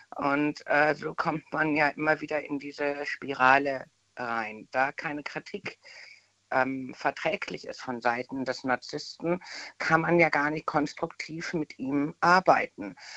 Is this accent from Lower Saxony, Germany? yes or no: no; Bad Dürkheim, Rhineland-Palatinate, Germany